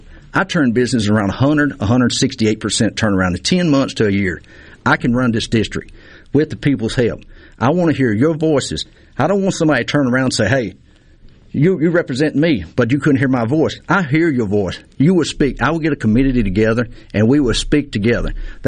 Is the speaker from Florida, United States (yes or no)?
no; Terry, Mississippi, United States; I'm from Terry, Mississippi, right off of Spring Ridge Road and Kimball.